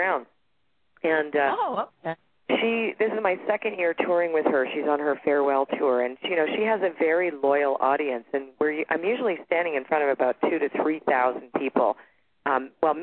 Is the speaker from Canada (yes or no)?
yes; Toronto, Ontario, Canada; now in Sedona, United States; I'm originally from Toronto, Canada, and I live in Sedona, Arizona right now